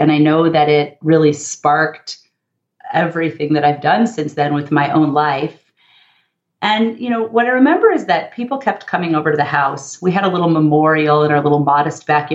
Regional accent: Los Angeles, California, United States; I grew up in the San Fernando Valley, part of Los Angeles

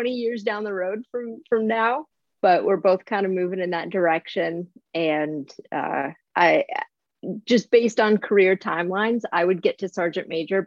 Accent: Midwest, United States; moved away as an adult; now in Southern California, United States; I was from the Midwest, very small town upbringing

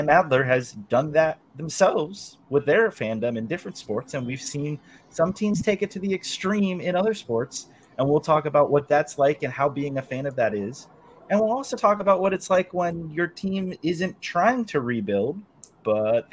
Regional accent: San Francisco Bay Area, California, United States; my entire childhood growing up in the Bay Area

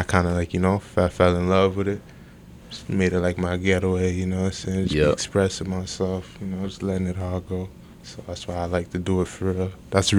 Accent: Hamilton, Ontario, Canada; Well, I was born in Hamilton. You know what I'm saying? Steel City.

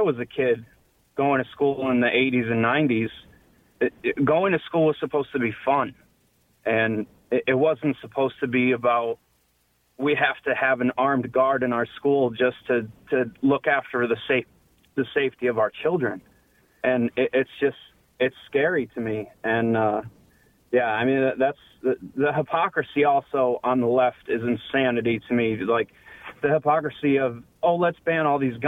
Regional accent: Newtown, Connecticut, United States; I'm actually from Newtown, which is about 2.5 miles away from Sandy Hook.

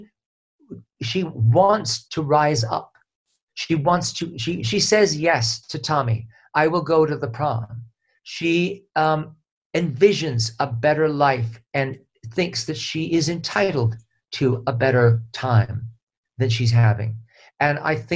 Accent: Honolulu, Hawaii, United States; I was a white, gay, Polish Catholic boy growing up in Honolulu

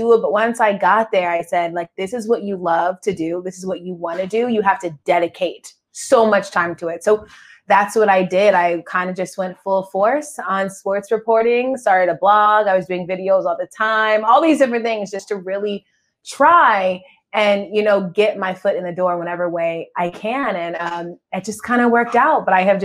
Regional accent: Georgia, United States; I'm Southern. I'm from Georgia and I have a huge sports family. We all love football. So I grew up watching football.

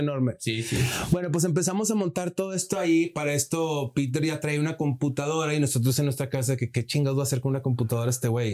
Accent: Monterrey, Nuevo León, Mexico; moved away; Soy regio italiano, mi padre es italiano.

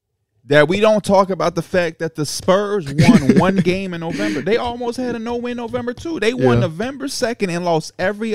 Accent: Chicago, Illinois, United States; And as a Chicagoan

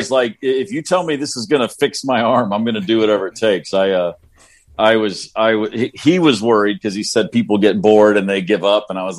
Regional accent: Bowling Green, Kentucky, United States; moved away; I moved there from Bowling Green, Kentucky.

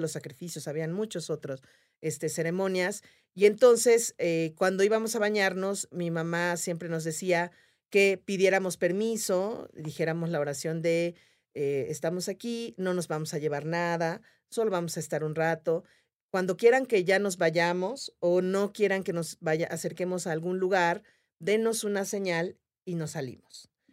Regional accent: Yucatán, Mexico; soy yucateca

